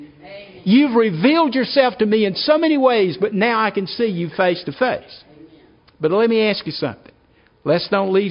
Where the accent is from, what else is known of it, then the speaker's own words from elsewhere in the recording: South Carolina, United States; I'm from South Carolina